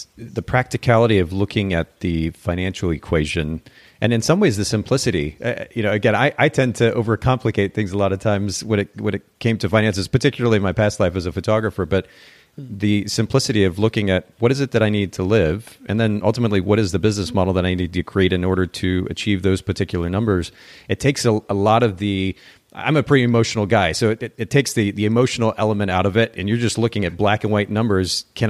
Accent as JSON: {"language": "English", "country": "Japan", "tie": "born or raised there", "lives_now": "United States", "said": "I don't think this is much a thing here in the States, but I grew up in Japan"}